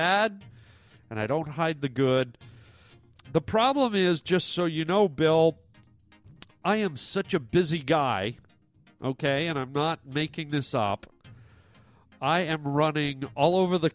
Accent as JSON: {"language": "English", "country": "Canada", "tie": "born or raised there", "moved": "yes", "lives_now": "United States", "said": "I am a Canadian boy, but I'm also an American boy now. I have my American citizenship, but I'm always happy and proud to represent the land of my birth"}